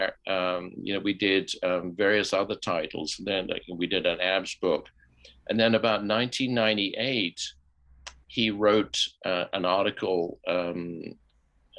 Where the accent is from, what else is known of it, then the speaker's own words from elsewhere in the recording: United Kingdom; I'm British and a kind of British gentleman on some levels.